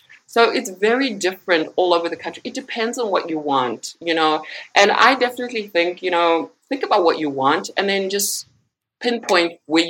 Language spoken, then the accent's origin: English; Zimbabwe; moved away as an adult; also born or lived in Soweto, Johannesburg, South Africa; now in Johannesburg, South Africa; I was born in Johannesburg. I was born in Soweto. But I grew up in Zimbabwe, the neighboring country. Mm-hmm. And I spent about 16 years in Zimbabwe.